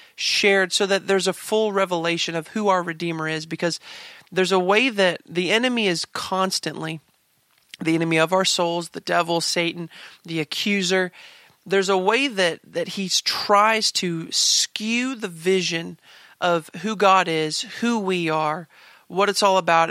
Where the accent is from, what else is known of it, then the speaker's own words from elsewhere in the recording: Kansas, United States; I grew up in Kansas